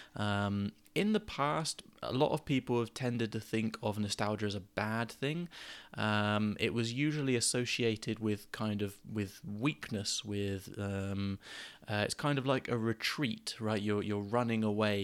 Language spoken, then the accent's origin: English; Gosport, South East England, United Kingdom; moved away as an adult; I moved away from Gosport where I grew up when I was sort of nineteen or twenty